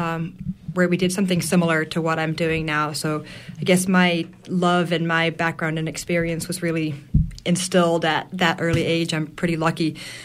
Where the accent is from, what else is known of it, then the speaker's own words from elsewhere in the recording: Massachusetts, United States; moved away as an adult; also born or lived in New York City; now in Union, Maine, United States; I'm from Massachusetts